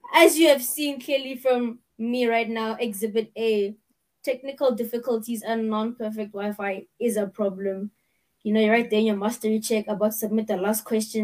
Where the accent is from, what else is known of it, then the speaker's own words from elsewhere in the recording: Pretoria, Gauteng, South Africa; I'm from Pretoria.